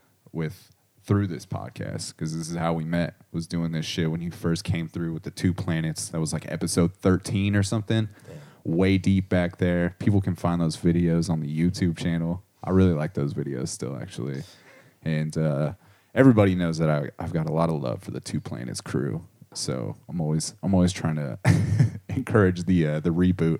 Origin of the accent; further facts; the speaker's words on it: Corona, California, United States; moved away as an adult; also born or lived in Panorama City, Los Angeles; I grew up in Southern California